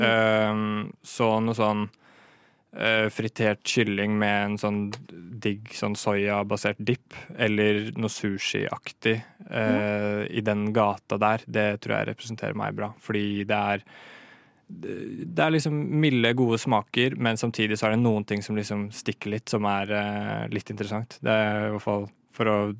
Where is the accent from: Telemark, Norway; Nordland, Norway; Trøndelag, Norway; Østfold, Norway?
Østfold, Norway; Moss; Jeg kommer fra Østlandet, som dere kanskje hører. Eh, ja. Nærmere bestemt Moss, på, eh, fra Jeløya